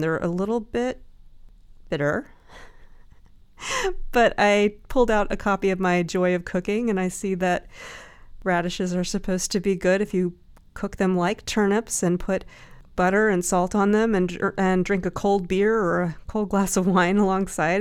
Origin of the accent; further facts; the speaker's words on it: the South, United States; I grew up in the South